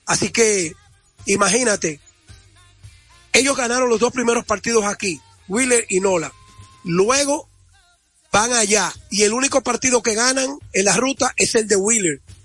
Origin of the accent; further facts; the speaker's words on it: Dominican Republic; el orgullo que debemos sentir como dominicanos